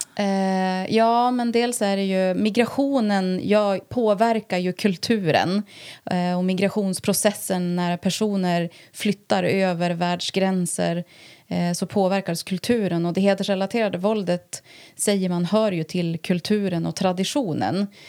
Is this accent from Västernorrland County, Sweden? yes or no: yes; Härnösand, Västernorrland County, Sweden; jag är född och uppvuxen eh, på Bornsjöhöjden faktiskt. Och eh, har väl bott här mer eller mindre hela mitt liv förutom några år utomlands då